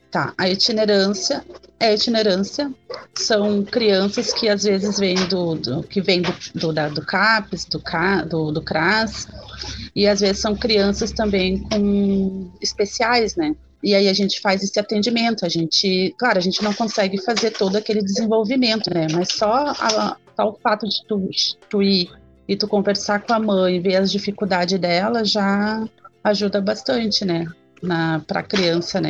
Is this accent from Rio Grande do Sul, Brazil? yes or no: yes; Gravataí, Rio Grande do Sul, Brazil; eu sou de Gravataí